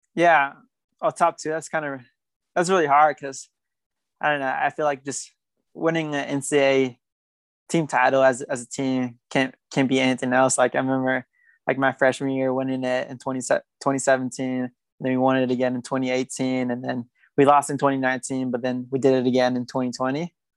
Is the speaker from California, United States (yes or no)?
yes; Fairfield, California, United States; accent: American; also born or lived in Guatemala; now in Flagstaff, United States; I grew up in Northern California and Northern California is really diverse